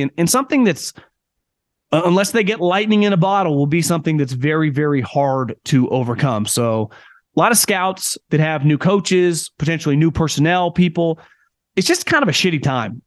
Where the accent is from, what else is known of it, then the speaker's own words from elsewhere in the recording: Northern California, United States; born and raised in Northern California